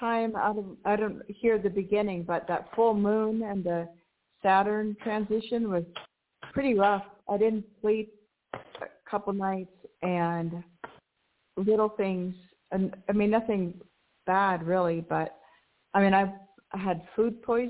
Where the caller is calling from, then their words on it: Mexico; calling from Mexico.